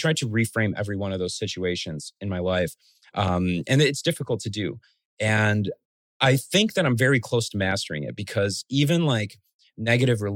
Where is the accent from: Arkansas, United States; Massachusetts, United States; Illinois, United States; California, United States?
Illinois, United States; Chicago; also born or lived in Guatemala / Los Angeles; I love being from Chicago. Being a first generation American, growing up in a very immigrant rich city like Chicago